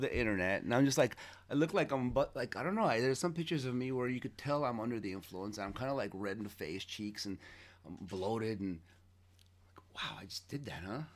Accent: Los Angeles, California, United States; also born or lived in Armenia / Queens, New York; when I came from Armenia, we moved, uh, to Queens and then, uh, for a few months and then we moved to Hollywood out of nowhere. And it was on North Kingsley Drive. I grew up there.

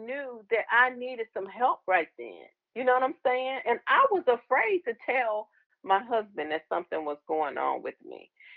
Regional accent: Michigan, United States; moved away as an adult; also born or lived in Los Angeles / Germany; now in Mansfield, United States; I'm from from Michigan, a small town in Michigan, and I moved to Los Angeles, and you can imagine going from, you know, having been raised in a small town to a big city

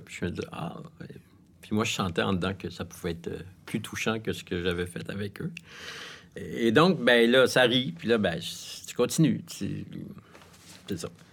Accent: Montreal, Quebec, Canada; Je suis né à Montréal, j'ai été élevé dans le West Island.

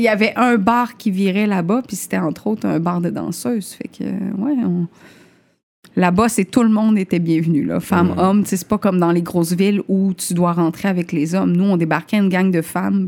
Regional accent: Chibougamau, Quebec, Canada; also born or lived in Limoilou, Quebec City; now in Quebec City, Canada; je viens de Chibougamau

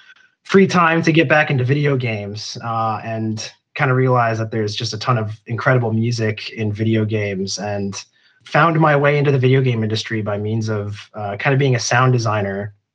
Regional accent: Plymouth, Minnesota, United States; I grew up in Plymouth, so just outside Minneapolis.

